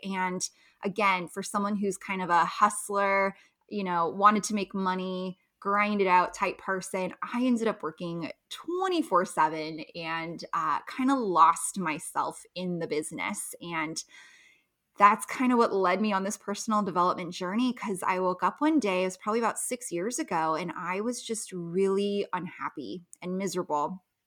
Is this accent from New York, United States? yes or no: no; Los Angeles, California, United States; moved away as an adult; now in Las Vegas, United States; I grew up in Los Angeles, moved to Las Vegas